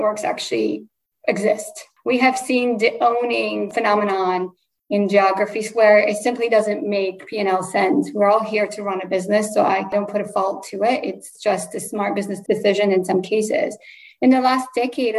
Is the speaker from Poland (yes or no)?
yes; Poland; first language Polish; English is a second language; moved away; I was born in Poland and my first language is Polish.